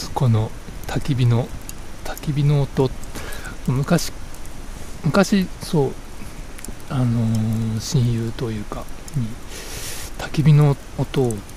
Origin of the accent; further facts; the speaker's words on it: Tokyo, Japan; 僕東京育ちなんですけれども